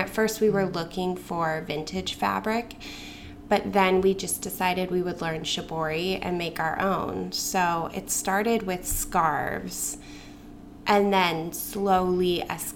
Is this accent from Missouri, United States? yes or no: no; Boulder, Colorado, United States; moved away; also born or lived in Brooklyn; I grew up in Boulder, Colorado